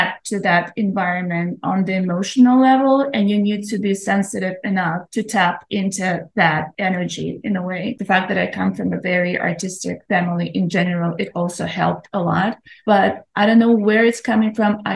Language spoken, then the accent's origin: English; Vitebsk, Vitebsk Region, Belarus; also born or lived in Chicago, United States; now in United States; We come from the same town. I was born in Vitebsk